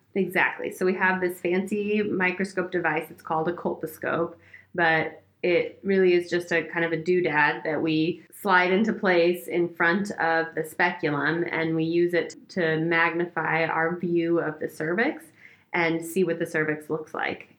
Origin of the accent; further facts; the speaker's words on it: Oregon, United States; moved away as an adult; I'm from Oregon, I grew up there